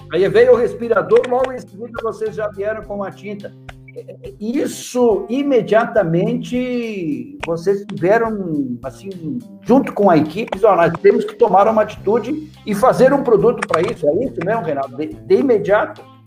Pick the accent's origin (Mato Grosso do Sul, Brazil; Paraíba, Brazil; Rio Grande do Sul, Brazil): Rio Grande do Sul, Brazil; Erechim; moved away; a minha terra também, o nosso barão de Cotegipe e Erechim.